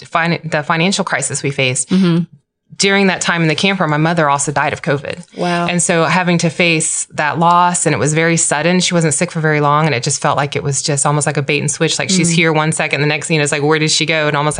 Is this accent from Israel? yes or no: no; Guam; born there; I was born on the mission field. I was born in Timon and Guam.